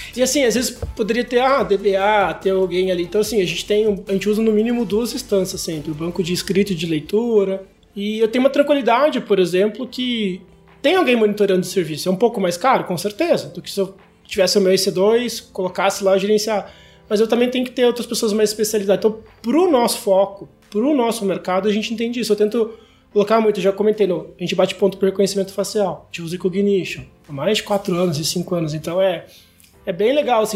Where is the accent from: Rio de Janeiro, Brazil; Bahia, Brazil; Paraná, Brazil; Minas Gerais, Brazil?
Paraná, Brazil; Curitiba; eu sou de Curitiba